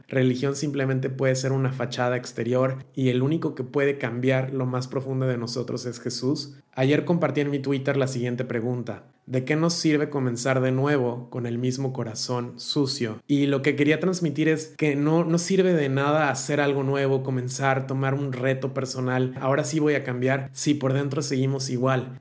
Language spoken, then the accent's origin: Spanish; Mexico; now in Turkey; yo no digo soy mexicano y por lo tanto soy cristiano